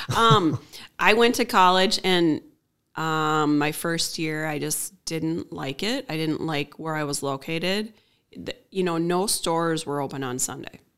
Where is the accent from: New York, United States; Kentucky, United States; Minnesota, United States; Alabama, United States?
Minnesota, United States; Willmar; also born or lived in Raymond, Minnesota / Grove City, Minnesota / Dassel, Minnesota / Lake Lillian, Minnesota; Right here in Wilmer, Minnesota.